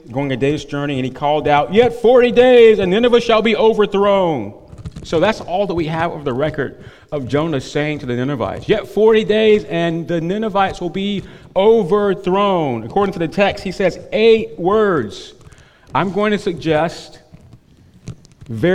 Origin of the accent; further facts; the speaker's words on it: North Carolina, United States; where I grew up in North Carolina